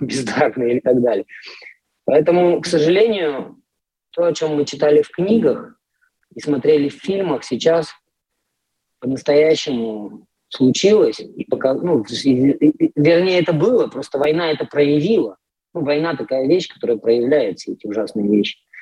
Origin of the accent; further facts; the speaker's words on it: Irkutsk, Irkutsk Oblast, Russia; moved away as an adult; now in Poland; в том же моем родном Иркутске, откуда я родом